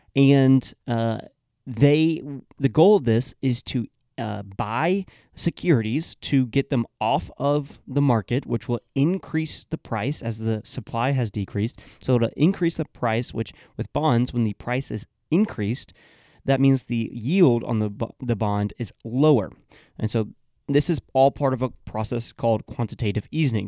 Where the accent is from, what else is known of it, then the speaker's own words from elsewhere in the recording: Georgia, United States; my home state of Georgia